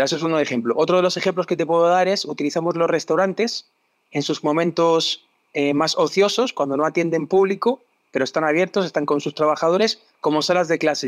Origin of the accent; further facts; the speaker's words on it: Madrid, Community of Madrid, Spain; moved away as an adult; also born or lived in England / Barcelona; now in Chile; Yo soy español, nací en Madrid, en una familia de gastrónomos